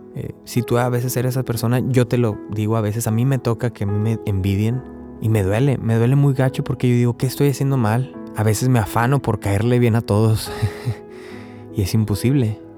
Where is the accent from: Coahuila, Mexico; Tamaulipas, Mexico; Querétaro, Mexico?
Tamaulipas, Mexico; Río Bravo; now in Corpus Christi, United States; yo soy de Río Bravo, Tamaulipas, pero ahorita estoy viviendo en Texas, en Corpus Christi